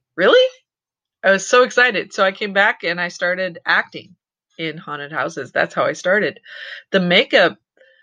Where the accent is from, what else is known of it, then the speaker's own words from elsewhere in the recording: San Francisco Bay Area, California, United States; I grew up in the San Francisco Bay Area